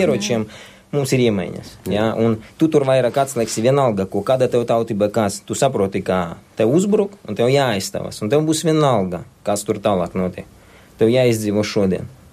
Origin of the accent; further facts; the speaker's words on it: Latvia; Es piedzimu Latvijā. Es saku, tā ir mana zeme